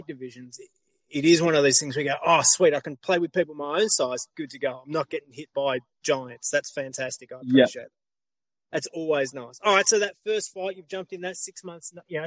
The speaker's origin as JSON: {"language": "English", "town": "Melbourne", "region": "Victoria", "country": "Australia", "said": "I'm from Melbourne"}